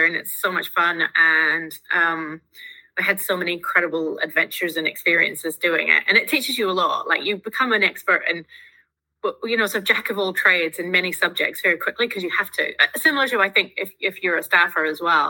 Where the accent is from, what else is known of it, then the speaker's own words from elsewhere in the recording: Northern Ireland, United Kingdom; moved away as an adult; now in New Zealand; I'm Irish